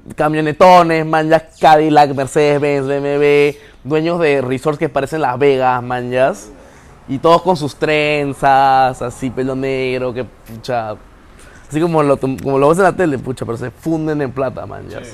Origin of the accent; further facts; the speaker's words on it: Peru; moved away as an adult; now in Waco, United States; me siento todavía como que más identificado con mi cultura del Perú